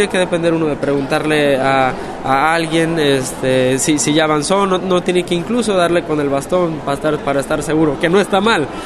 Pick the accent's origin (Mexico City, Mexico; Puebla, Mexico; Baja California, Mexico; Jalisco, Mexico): Jalisco, Mexico; Guadalajara; cuatro años ahora en una institución para ciegas en, Guadalajara, Guadalajara, México, que es la ciudad de donde yo soy.